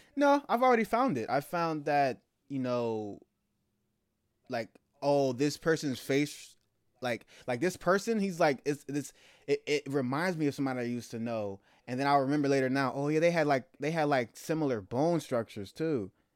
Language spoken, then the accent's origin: English; the Bay Area, California, United States; also born or lived in Germany; I'm from the Bay